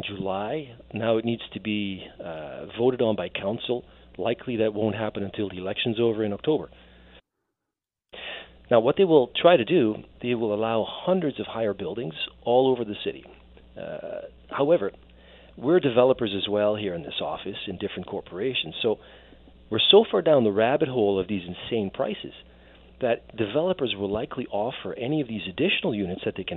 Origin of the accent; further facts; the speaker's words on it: Netherlands; moved away as an adult; now in Canada; I'm an immigrant myself. I was born and raised in the Netherlands. I came over here when I was about 20